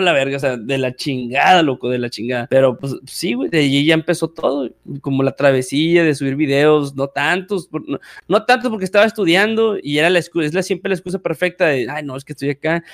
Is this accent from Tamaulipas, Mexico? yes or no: yes; Valle Hermoso, Tamaulipas, Mexico; soy de un pueblito llamado Vallehermoso, Tamaulipas